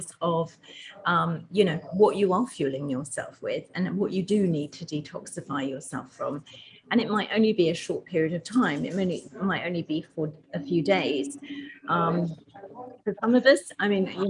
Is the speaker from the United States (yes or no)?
no; England, United Kingdom; accent: English; I'm from England, and my parents used to own a sweet and confectionery shop when I was growing up